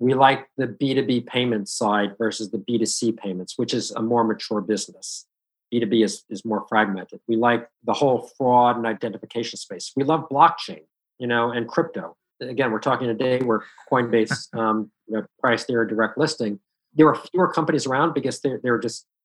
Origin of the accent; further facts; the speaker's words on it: Woodbury, New York, United States; I grew up in Woodbury